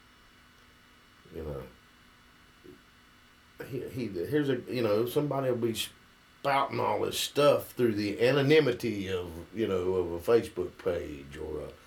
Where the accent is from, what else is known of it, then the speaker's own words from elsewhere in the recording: West Virginia, United States; I'm from West Virginia